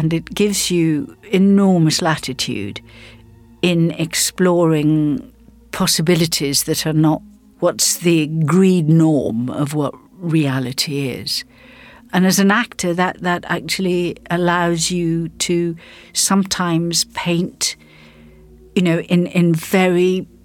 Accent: South Africa; moved away; I grew up in South Africa before television arrived

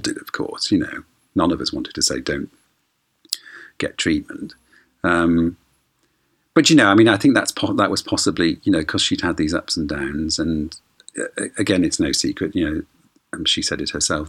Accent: Bolton, North West England, United Kingdom; me for coming from Bolton

